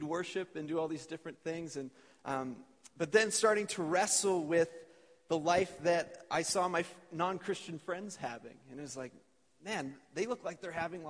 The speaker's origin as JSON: {"language": "English", "town": "Edmonton", "region": "Alberta", "country": "Canada", "tie": "born or raised there", "said": "I grew up in Edmonton. Jalene and I both are born and raised Alberta people"}